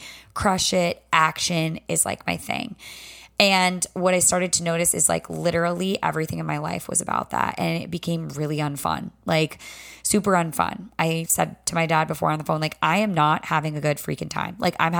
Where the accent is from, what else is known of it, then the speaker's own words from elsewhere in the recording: the South, United States; accent: Southern; Let me tell you, my Southern accent can whip right back from being at Belmont University in Nashville real quick.